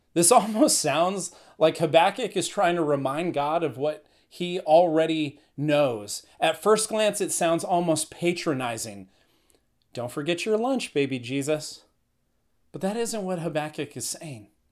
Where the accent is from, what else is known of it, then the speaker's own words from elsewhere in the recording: Northern California, United States; I'm from Northern California.